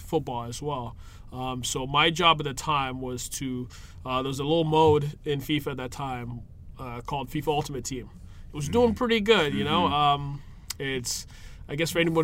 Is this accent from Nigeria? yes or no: yes; Lagos, Nigeria; moved away; I'm originally from Nigeria. I was born in Lagos